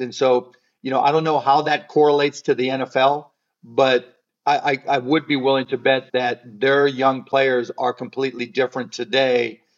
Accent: Pittsburgh, Pennsylvania, United States; growing up in Pittsburgh

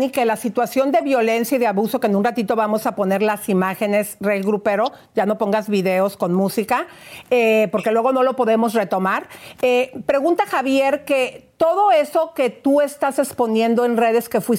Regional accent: Brazil; moved away; Eh, no, brasileña.

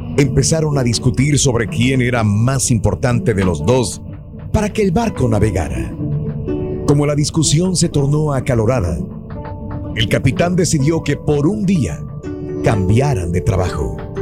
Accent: Matamoros, Tamaulipas, Mexico; moved away; en mi tierra, en Matamoros

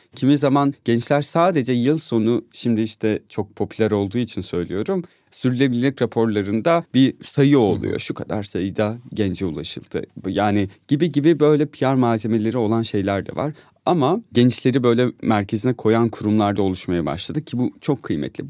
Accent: Van, Turkey; moved away as an adult; now in Istanbul, Turkey; Vanlıyım ben.

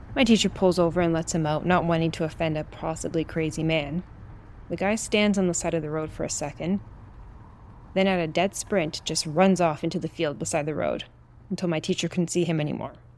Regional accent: Brazil; moved away; my home country of Brazil

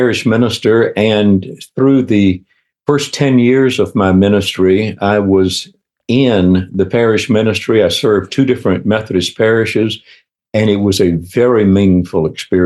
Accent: Minden, Louisiana, United States; moved away as an adult; also born or lived in Baton Rouge, Louisiana; now in Atlanta, United States; I grew up in a little town in Louisiana, up in northwest Louisiana, a little town called Minden, outside of Shreveport.

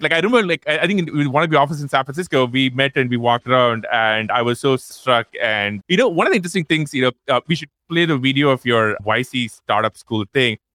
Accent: Chennai, Tamil Nadu, India; moved away; we are both from Chennai

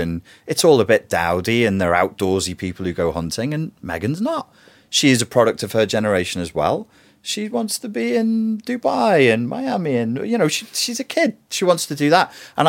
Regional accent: Wirral, North West England, United Kingdom; I'm not a royalist. I'm from the Wirral and from a working class family.

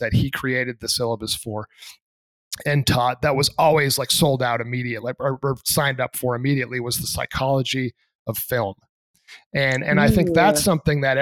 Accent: Plymouth, New Hampshire, United States; I grew up in Plymouth, New Hampshire

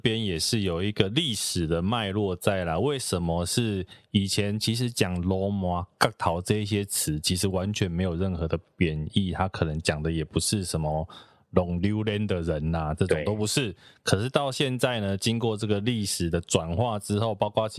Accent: Taiwan; also born or lived in Toucheng, Yilan, Taiwan; 因为我就是一个都市长大的小孩。虽然我小时候曾经住过宜兰头城，可是那个也不算很真的很乡下啦。

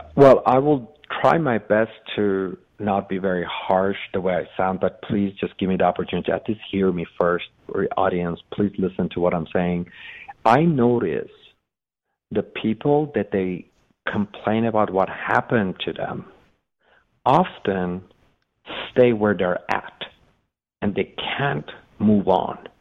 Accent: Iran; English is a second language; moved away as an adult; also born or lived in Los Angeles, United States; now in United States; I was born in Los Angeles. I was 30 days old, moved to Iran with my mother.

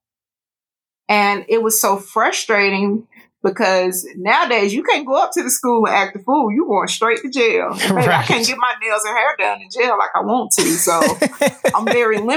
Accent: Chattanooga, Tennessee, United States; also born or lived in Georgia; now in Dalton, United States; my hometown is Chattanooga, Tennessee

